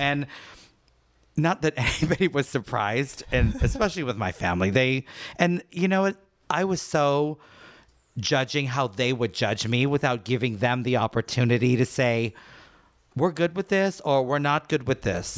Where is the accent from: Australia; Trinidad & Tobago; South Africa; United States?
Trinidad & Tobago; Port of Spain; moved away; I was born in Trinidad, port of Spain.